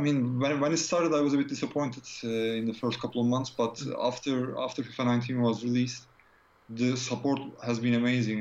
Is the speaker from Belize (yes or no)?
no; Turkey; moved away as an adult; now in United Kingdom; I'm from Turkey originally, but I'm living in UK uh, since 2001